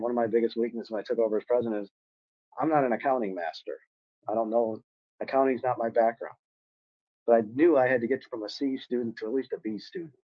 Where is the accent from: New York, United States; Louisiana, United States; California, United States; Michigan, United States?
Michigan, United States; growing up in Michigan, I thought it'd be an exciting thing to go work automotive